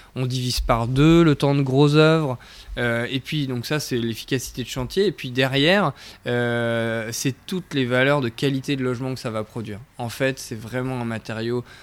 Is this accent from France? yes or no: yes; Brittany, France; moved away; je viens de Bretagne, donc ça, c'est une appartenance dont je suis très fier.